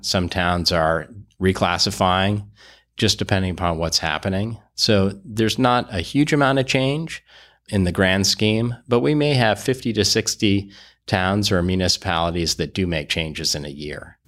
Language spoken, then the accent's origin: English; Barnard, Vermont, United States; I grew up in Barnard, but more specifically East Barnard, which is really not an incorporated village